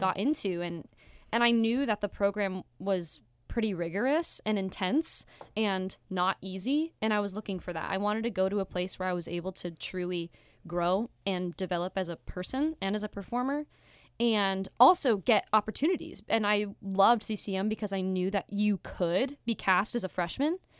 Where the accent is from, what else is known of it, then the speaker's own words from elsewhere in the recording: Las Vegas, Nevada, United States; moved away; I am from Las Vegas, Nevada.